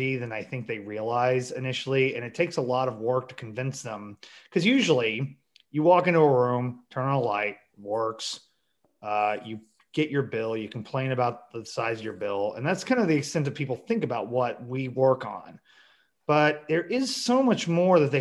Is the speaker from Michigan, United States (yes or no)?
no; Springfield, Missouri, United States; I'm from the Springfield area